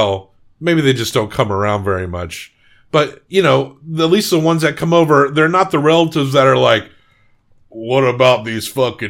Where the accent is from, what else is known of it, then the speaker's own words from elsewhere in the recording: rural Massachusetts, United States; I grew up in the sticks. My accent's not super thick either.